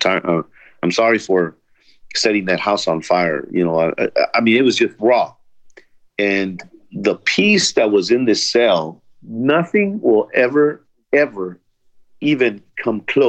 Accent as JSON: {"language": "English", "town": "Los Angeles", "region": "California", "country": "United States", "tie": "born or raised there", "also_born_or_lived": "El Salvador", "said": "I was born in El Salvador in 1972. I was brought here when I was 2 years old to Los Angeles with my parents"}